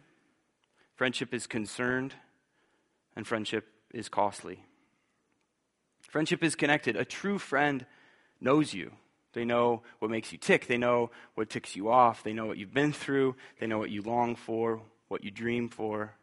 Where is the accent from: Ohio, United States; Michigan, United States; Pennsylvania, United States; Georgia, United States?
Ohio, United States; Bowling Green; I'm from here, like right here. I'm a townie